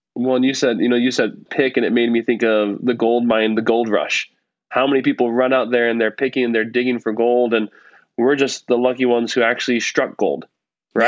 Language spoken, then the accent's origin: English; Nebraska, United States; now in Utah, United States; I grew up in Nebraska